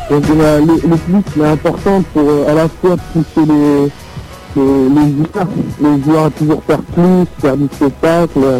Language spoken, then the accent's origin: French; Paris, Île-de-France, France; born there; je suis né à Paris, j'habite à Eternel, dans le 51, dans la Marne